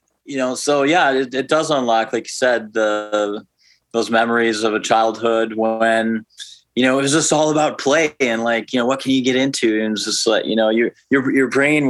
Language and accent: English; outside of Milwaukee, Wisconsin, United States; moved away as an adult; also born or lived in Minneapolis, Minnesota; now in Oakland, United States; I grew up in Wisconsin, outside of Milwaukee, Wisconsin.